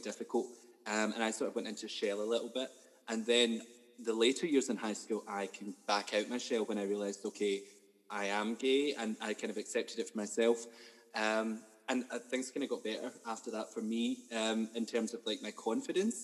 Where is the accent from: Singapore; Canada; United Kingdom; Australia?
United Kingdom; Ayrshire, Scotland; moved away as an adult; now in Glasgow, United Kingdom; I am Scottish. I'm from Ayrshire, but I am mainly based in Glasgow now